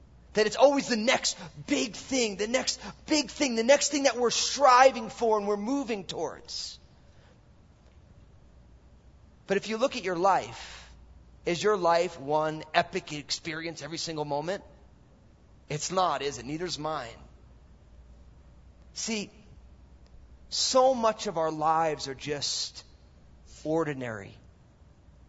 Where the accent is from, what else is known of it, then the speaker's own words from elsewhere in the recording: New Jersey, United States; also born or lived in San Francisco / Mill Valley; now in Vancouver, Washington, United States; I'm all Italian from New Jersey